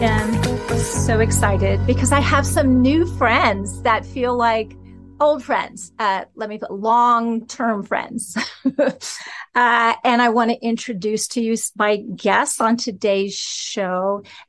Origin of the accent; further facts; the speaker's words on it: West Lafayette, Indiana, United States; Do you know, I'm an Indiana girl. I'm from West Lafayette.